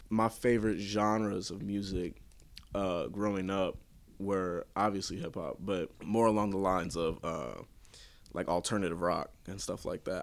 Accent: St. Louis, Missouri, United States; I've always been around Saint Louis, so, uh, this is my home

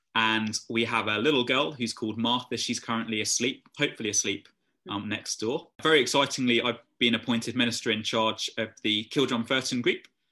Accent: the middle of England, United Kingdom; moved away; I was brought up in England, kind of the middle of England

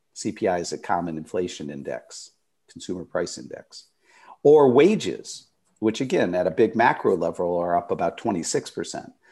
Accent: Detroit, Michigan, United States; moved away as an adult; I was born in Detroit, Michigan

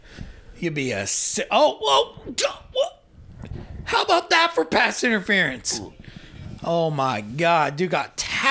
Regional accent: Athens, Ohio, United States; Growing up in Athens

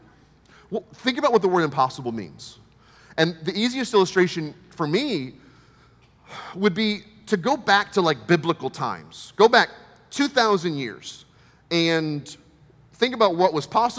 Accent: United States; from America

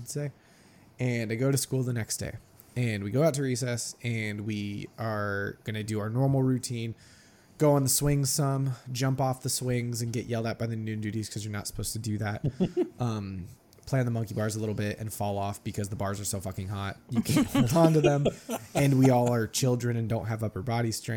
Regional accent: California, United States; also born or lived in Ohio; we moved to California from Ohio when I was like five and a half

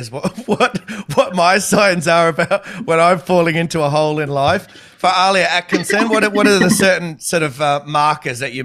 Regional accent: Australia; As an Aussie

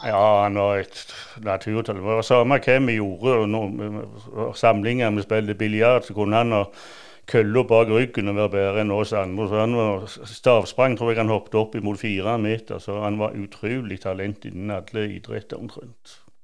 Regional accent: Ålgård, Rogaland, Norway; now in Bryne, Norway; jeg vokste opp på Ålgård

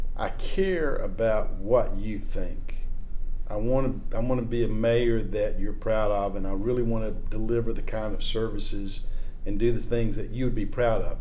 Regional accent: Birmingham, Alabama, United States; moved away; I grew up in Birmingham, Alabama in the 1960s and 70s

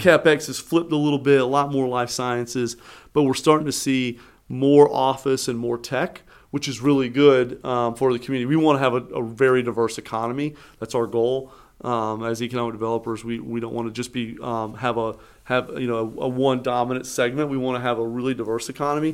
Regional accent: Eastern North Carolina, United States; now in Raleigh, United States; I was born in Eastern North Carolina, came here for school

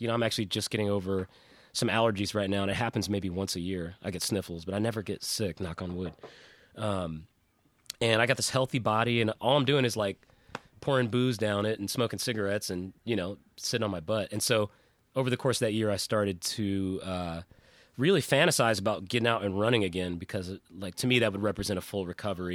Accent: South Pasadena, California, United States; moved away; also born or lived in Nashville, Tennessee; I grew up in South Pasadena before we moved to Nashville

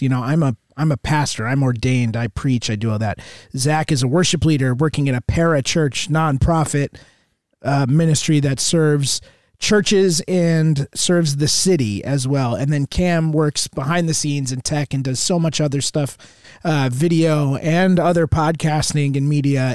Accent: Southern Connecticut, United States; Grew up in Connecticut, uh, Southern Connecticut, out just about an hour outside of New York

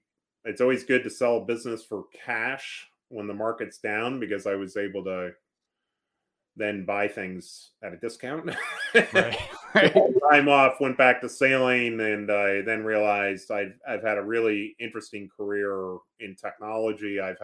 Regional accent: New York, United States; moved away as an adult; now in St. Louis, United States; Yeah, so I grew up in New York area.

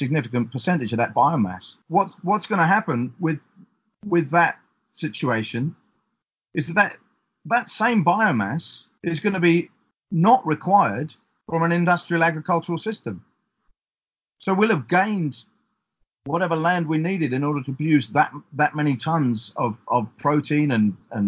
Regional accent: East Coast of England, United Kingdom; where I grew up on the East Coast of England

